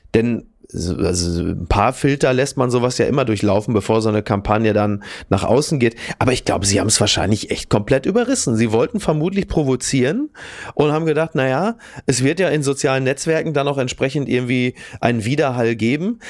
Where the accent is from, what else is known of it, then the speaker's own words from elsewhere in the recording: Castrop-Rauxel, North Rhine-Westphalia, Germany; ich komme ja aus Kassel Brauxel